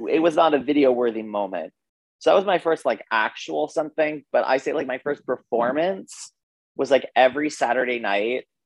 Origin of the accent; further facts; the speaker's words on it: Wayland, Massachusetts, United States; Uh, I am from Wayland, Massachusetts. So, like a suburb, like 25 minutes, half hour west of Boston.